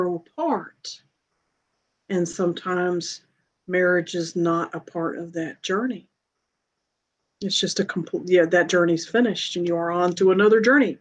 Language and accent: English; Greensboro, North Carolina, United States; I was growing up outside of Greensboro, North Carolina at the time